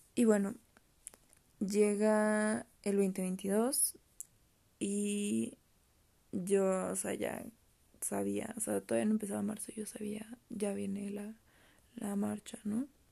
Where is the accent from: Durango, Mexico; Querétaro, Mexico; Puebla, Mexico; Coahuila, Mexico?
Querétaro, Mexico; yo soy de aquí de Querétaro